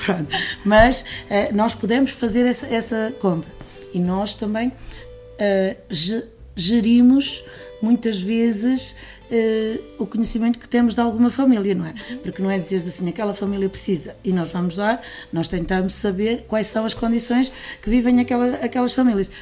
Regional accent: Castelo de Paiva, Aveiro District, Portugal; moved away as an adult; also born or lived in Quarteira, Algarve; eu sou, sou natural aqui de, de Bairros, Castelo Paiva, e quando tinha 20 e poucos anos, saí daqui e fui residir no Algarve, eh, mais propriamente eh, em quarteira

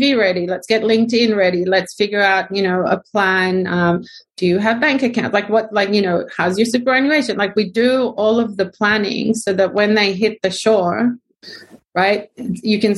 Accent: Israel; now in Australia; I'm Israeli

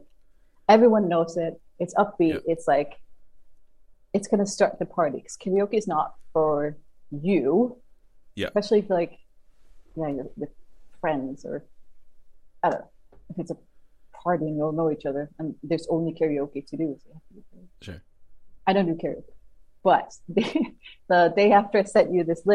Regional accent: Copenhagen, Capital Region of Denmark, Denmark; moved away as an adult; now in Reykjavik, Iceland; Copenhagen is my hometown. I grew up just outside of it.

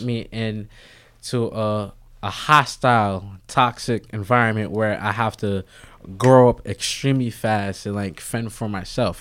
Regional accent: New York City, New York, United States; also born or lived in Bronx; I was born, originally I'm from Harlem. Right now, I live in the Bronx.

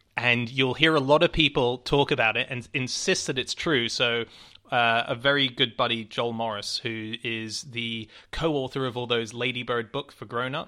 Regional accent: Hong Kong; moved away; I was born and raised in Hong Kong

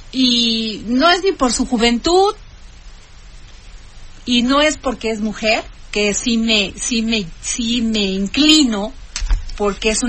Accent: Vega de Alatorre, Veracruz, Mexico; Yo soy de Vega de la Torre.

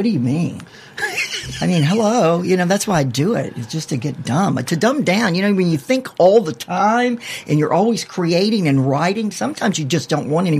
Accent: Mississippi Gulf Coast, United States; moved away; also born or lived in Hollywood, California / Lantana, Florida; where I grew up on the Mississippi Gulf Coast.

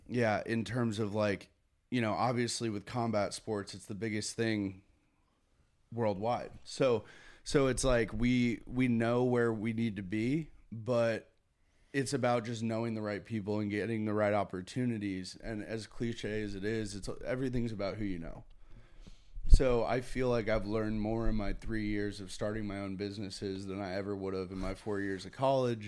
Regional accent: Connecticut, United States; Growing up in Connecticut was, I mean, it was a good, good upbringing

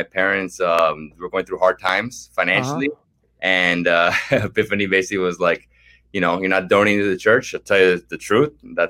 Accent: United States; So I'm born American. Crazy background, actually. My parents were born in Venezuela, but my father's family is Hungarian. My mother's family is Italian. And my father's family, like two generations behind that, are like from Germany.

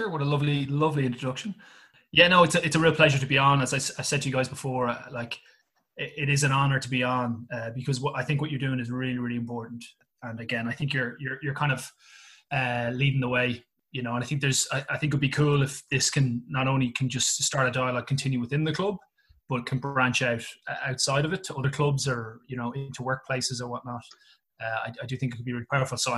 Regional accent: Ireland; moved away as an adult; So I'm I'm obviously uh, from Ireland, uh, and I trained over here as a teacher about uh, 12, 13 years ago

